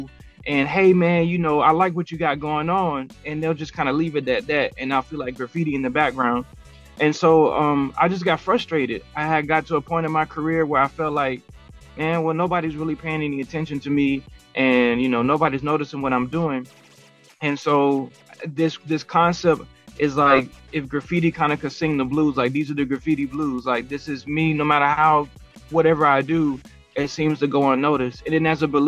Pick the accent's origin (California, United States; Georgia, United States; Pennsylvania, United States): Georgia, United States; Columbus; moved away as an adult; now in Phoenix, United States; I'm born and raised in Columbus, Georgia, lived there all the way up until about 2020. And then we moved out here, and I've been in Phoenix for about 3 years